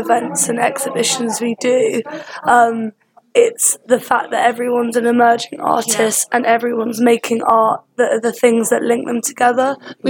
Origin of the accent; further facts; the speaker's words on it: Kingston upon Thames, London, United Kingdom; because we're both from Kingston